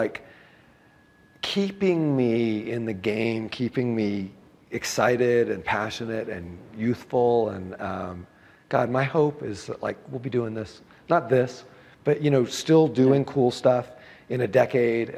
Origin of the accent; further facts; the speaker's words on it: United States; I'm an American